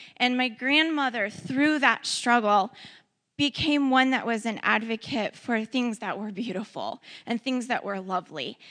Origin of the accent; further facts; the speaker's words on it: Ferguson, Missouri, United States; also born or lived in St. Louis; I was uh, born in St. Louis, I was raised in Ferguson